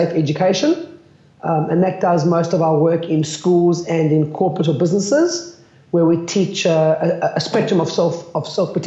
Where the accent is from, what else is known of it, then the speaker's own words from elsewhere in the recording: Cape Town, Western Cape, South Africa; moved away as an adult; now in Melbourne, Australia; I'm from Cape Town in South Africa, which is the good part of South Africa. I grew up doing judo as a kid